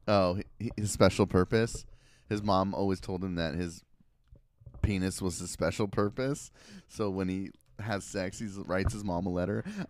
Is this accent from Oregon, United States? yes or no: yes; Portland, Oregon, United States; I grew up in Southeast Portland